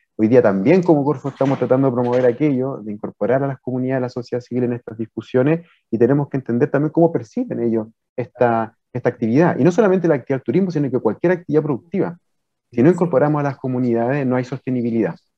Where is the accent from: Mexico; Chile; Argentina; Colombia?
Chile